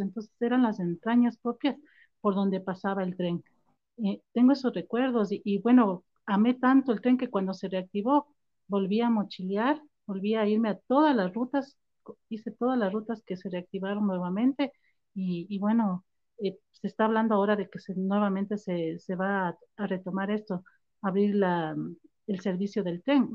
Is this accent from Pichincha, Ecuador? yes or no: no; Ambato, Tungurahua, Ecuador; now in Quito, Ecuador; yo soy ambateña, nací en Ambato y en el 85 mi primer gran viaje aquí a Quito. Mi mami nos trajo en el tren